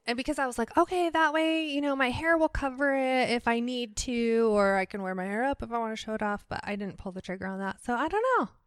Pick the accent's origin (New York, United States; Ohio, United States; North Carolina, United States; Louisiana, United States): Ohio, United States; born or raised there; also born or lived in Worcester, Massachusetts